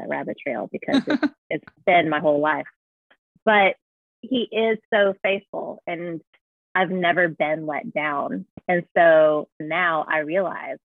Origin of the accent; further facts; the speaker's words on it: United States; me being an American